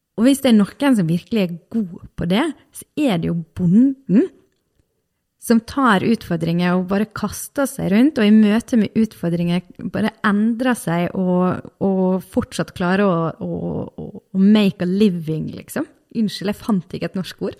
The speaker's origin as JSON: {"language": "Norwegian", "area": "Vestlandet", "region": "Western Norway", "country": "Norway", "said": "jeg og du, vi er, nå, vi er, fra Vestlandet"}